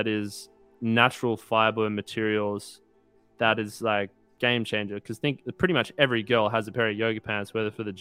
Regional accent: Australia; now in United States; I moved away from Australia and I'm in America now

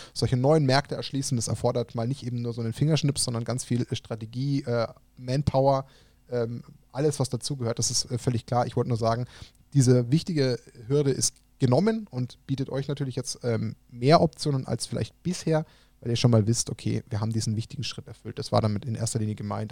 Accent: Germany; als Deutsche

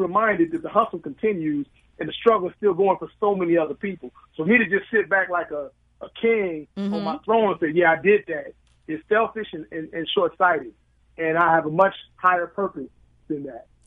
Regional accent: Chicago, Illinois, United States; I'm from West Pullman Park

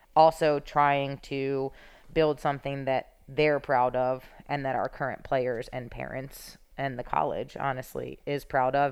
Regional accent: Philadelphia, Pennsylvania, United States; I'm from Philadelphia

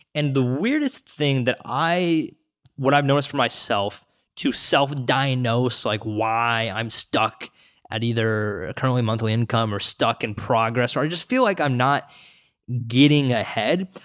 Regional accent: Seattle, Washington, United States; I grew up in the Seattle, Washington

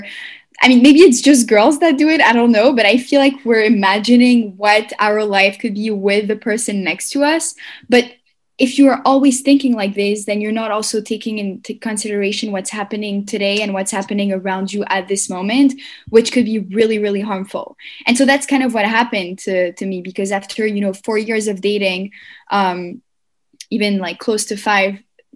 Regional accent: Montreal, Quebec, Canada; moved away as an adult; also born or lived in Paris, France / Tel Aviv, Israel / New York, United States; I left and went to Montreal. And then I grew up there and I did my CEGEP

